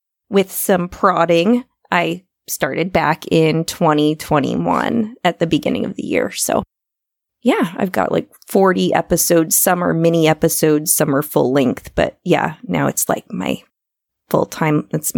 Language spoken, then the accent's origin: English; Iowa, United States; I'm from Iowa.